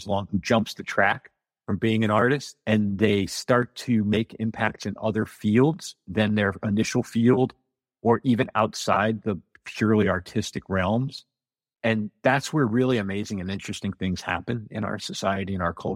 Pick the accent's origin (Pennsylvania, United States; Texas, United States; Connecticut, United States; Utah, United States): Connecticut, United States; outside of New Haven; moved away as an adult; also born or lived in New York; now in Normandy Park, United States; I'm originally from Connecticut, outside of New Haven, and I spent the better part of 20 years from the mid-90s to a few years ago in New York.